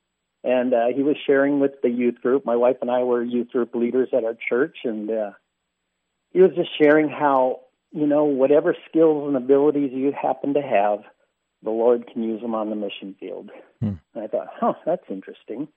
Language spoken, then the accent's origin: English; Neenah, Wisconsin, United States; I grew up in Neenah, Wisconsin, kind of the world headquarters